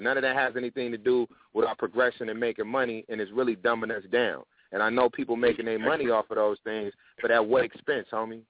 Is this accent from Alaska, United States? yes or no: no; Tennessee, United States; also born or lived in Detroit / New York / Atlanta; So it's people I grew up with in Tennessee, you know what I mean? It's people I grew up with. I lived in Detroit for a while, and New York, and Atlanta, and out here.